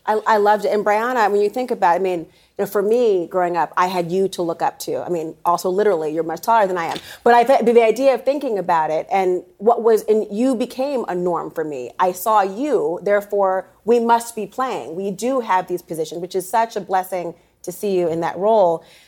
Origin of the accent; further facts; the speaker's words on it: Minnesota, United States; I am from Minnesota